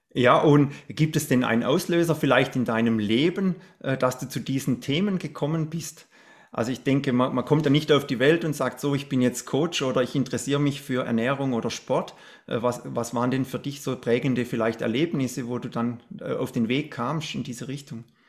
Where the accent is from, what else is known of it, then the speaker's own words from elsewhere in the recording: Black Forest, Baden-Württemberg, Germany; bei mir in der Straße, wo ich aufgewachsen bin